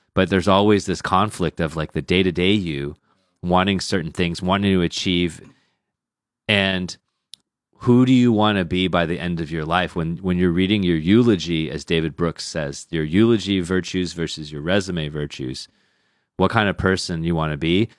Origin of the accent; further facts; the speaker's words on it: Sugar Land, Texas, United States; now in China; I'm from a place called Sugarland